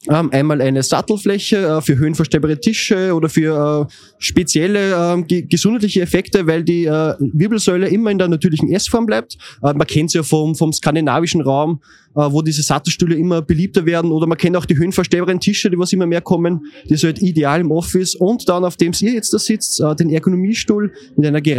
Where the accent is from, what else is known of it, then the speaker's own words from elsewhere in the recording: Linz, Upper Austria, Austria; Grüß euch … ähm, und ich komme aus Linz.